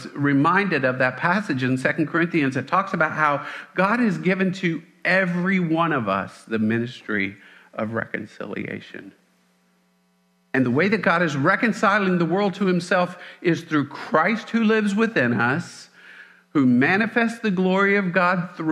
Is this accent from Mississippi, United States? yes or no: yes; Mississippi, United States; I'm from Mississippi.